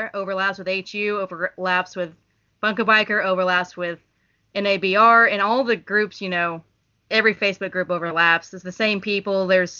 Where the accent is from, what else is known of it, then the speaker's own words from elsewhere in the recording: Oklahoma City, Oklahoma, United States; I'm actually from Oklahoma City